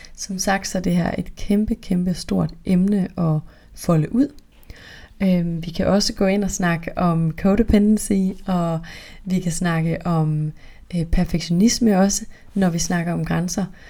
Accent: North Jutland, North Denmark Region, Denmark; jeg er virkelig fra Nordjylland

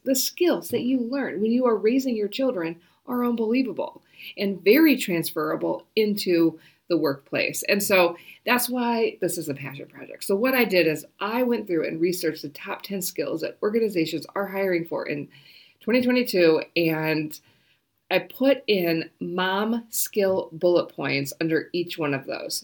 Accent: United States; moved away as an adult; now in New Zealand; I am an American, I am a Kiwi, and so I am actually going to become a citizen this month.

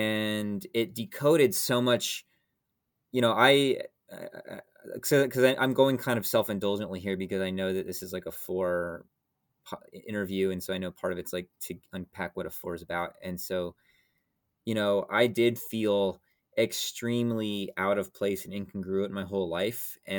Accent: Atlanta, Georgia, United States; like I grew up in Atlanta, Georgia, and I sort of felt like everything was like a giant mall, right?

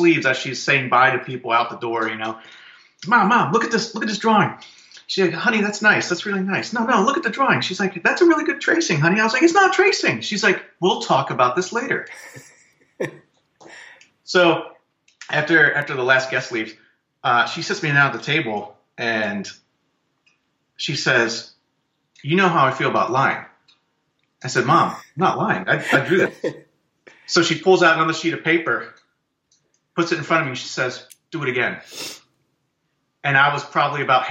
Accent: Pennsylvania, United States; also born or lived in Lebanon, Pennsylvania / Minneapolis, Minnesota; I was born and raised here in Pennsylvania. Actually born in Lebanon, Pennsylvania

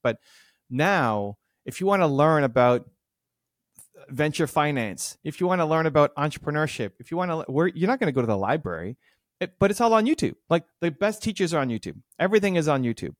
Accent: Toronto, Ontario, Canada; the Blue Jays, my hometown team

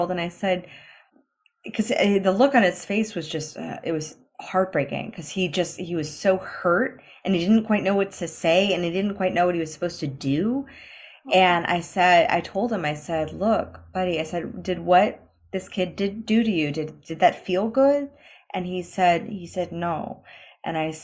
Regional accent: United States; I'm American, so I come from a different country

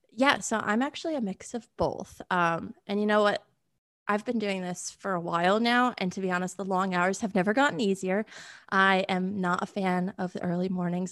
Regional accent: Connecticut, United States; now in Nashville, United States; I'm originally from Connecticut. I was born and raised there

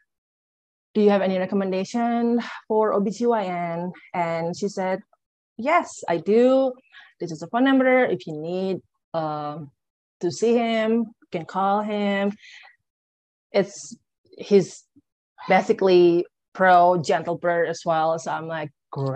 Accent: Jakarta, Indonesia; moved away as an adult; also born or lived in Bali, Indonesia; I'm originally from Indonesia. I'm from Jakarta.

